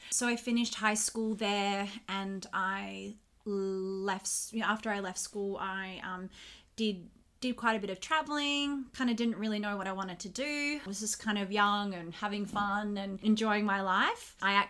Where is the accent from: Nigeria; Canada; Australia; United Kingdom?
Australia; Perth, Western Australia; So I was born and raised in Western Australia, in Perth.